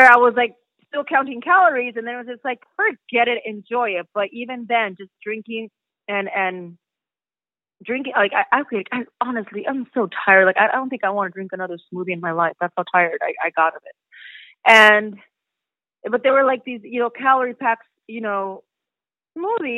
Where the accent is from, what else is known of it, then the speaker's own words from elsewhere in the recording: United States; also born or lived in Mexico; me being Mexican American and going back to Mexico, you know, and starting my career from there as an actress